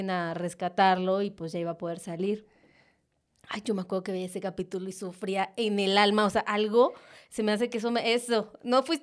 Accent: Mexico; soy mexicano.

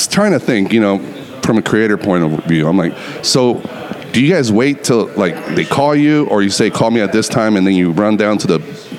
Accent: Reno, Nevada, United States; Reno, Nevada.

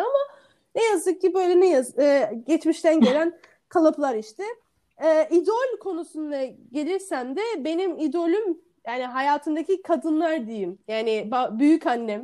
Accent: Istanbul, Turkey; Ben Sarıyerli

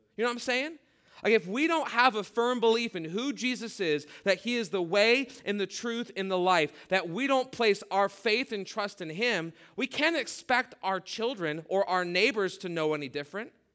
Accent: Midwest, United States; growing up in the Midwest, th-, those were our options where we lived.

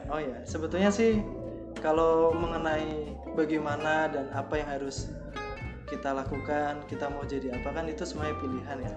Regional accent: Jepara, Central Java, Indonesia; Asalnya dari Jepara

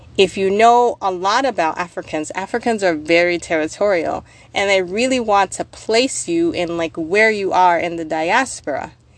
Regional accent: United States; now in Minnesota, United States; I'm from the States

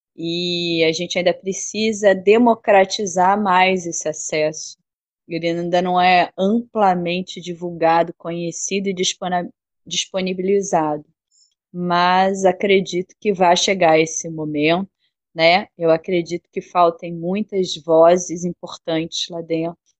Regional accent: Rio de Janeiro, Brazil; moved away as an adult; now in Bahia, Brazil; Eu sou carioca, nascida no Rio. É, morei lá no Rio até 2008.

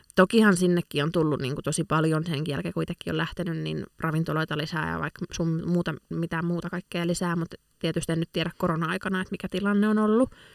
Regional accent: Lappeenranta, South Karelia, Finland; moved away as an adult; now in Helsinki, Finland; itse olen siis Itä-Suomesta alun perin kotoisin ja viettänyt siellä elämästäni nyt sitten 20 vuotta karkeasti arvioituna

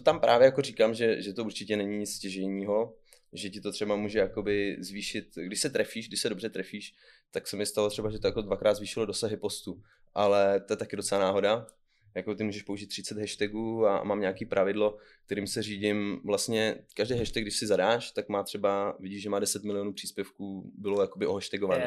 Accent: Pelhřimov, Vysočina Region, Czechia; now in Kamenice nad Lipou, Czech Republic; narodil jsem se v Pařimově, takže v České republice

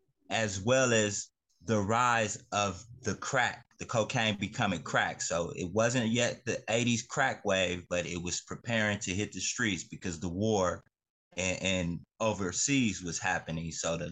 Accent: Inglewood, California, United States; also born or lived in South Central, Los Angeles; I'm born and raised in Inglewood, California, home of the Chargers and the Rams. 12/11/1979. I'm a 70s baby.

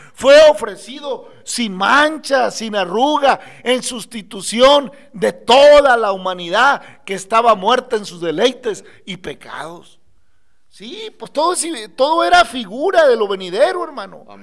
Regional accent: Mexico

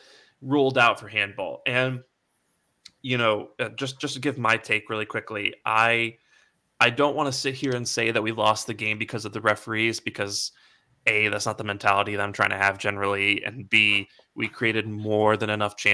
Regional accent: United States

